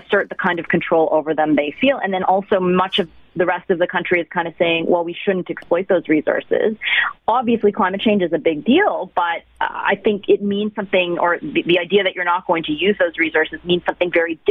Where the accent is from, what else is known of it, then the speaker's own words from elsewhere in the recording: Toronto, Ontario, Canada; moved away as an adult; also born or lived in Halifax / London, Ontario / Swift Current, Saskatchewan / Saskatoon; now in Ottawa, Canada; I'm originally from Toronto. I grew up on the Danforth, actually, and spent my entire childhood there